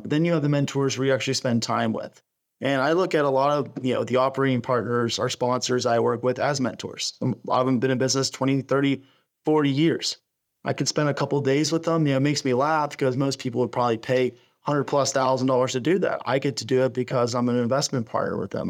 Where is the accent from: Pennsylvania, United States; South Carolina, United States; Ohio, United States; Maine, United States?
Pennsylvania, United States; Pittsburgh; I'm originally from Pittsburgh